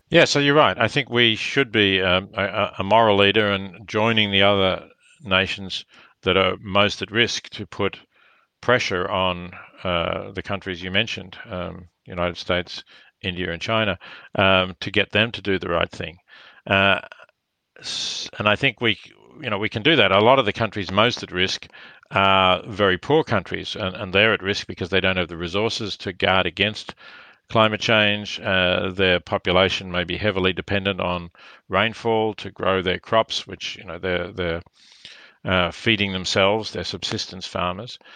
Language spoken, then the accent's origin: English; Australia; I am Australian and reasonably well known in Australia